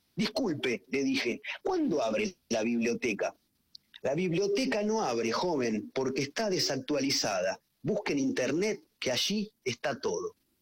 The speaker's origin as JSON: {"language": "Spanish", "town": "Junín", "region": "Buenos Aires Province", "country": "Argentina", "also_born_or_lived": "Chacabuco"}